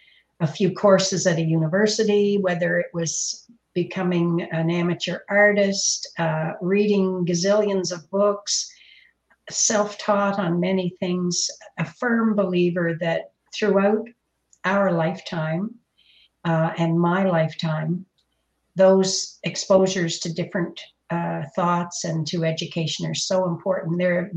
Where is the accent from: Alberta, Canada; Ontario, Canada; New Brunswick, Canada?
Ontario, Canada; Windsor; born there; Yes, I'm originally from Ontario. I was born in Windsor, Ontario, and we moved around a lot.